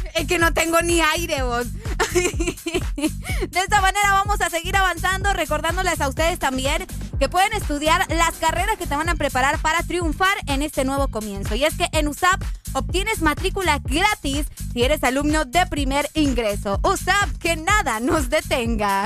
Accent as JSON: {"language": "Spanish", "country": "Honduras", "said": "Los hondureños tenemos acento"}